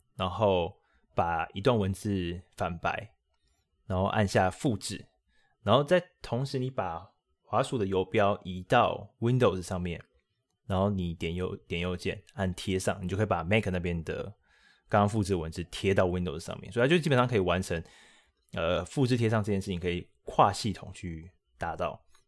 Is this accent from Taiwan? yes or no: yes; Taiwan; 我们台湾人这个自我意识良好嘛